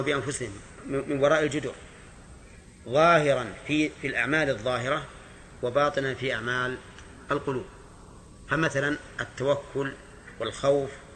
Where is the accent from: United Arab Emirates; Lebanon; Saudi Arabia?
Saudi Arabia; Najd; نحن من أهل نجد